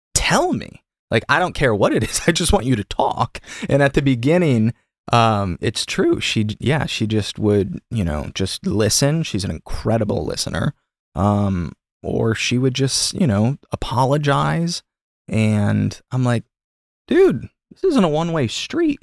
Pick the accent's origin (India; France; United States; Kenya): United States; Michigan; now in Los Angeles, United States; I'm from Michigan, so Stafford